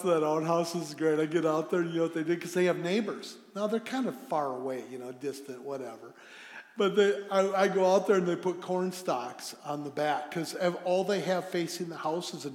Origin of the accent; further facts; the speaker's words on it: United States; I'm an American.